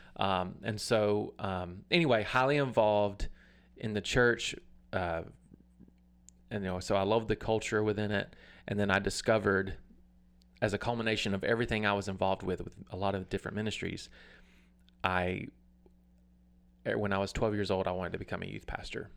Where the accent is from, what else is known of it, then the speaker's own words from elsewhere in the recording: Atmore, Alabama, United States; I'm from Atmore, Alabama. Uh, grew up on a farm